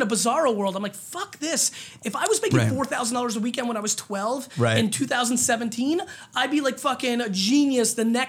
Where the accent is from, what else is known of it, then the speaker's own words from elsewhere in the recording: Edison, New Jersey, United States; So that's where they make us. That's where I grew up.